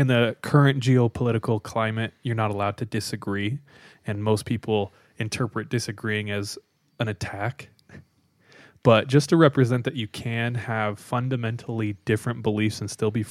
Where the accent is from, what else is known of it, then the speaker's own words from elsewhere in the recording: California, United States; I'm from California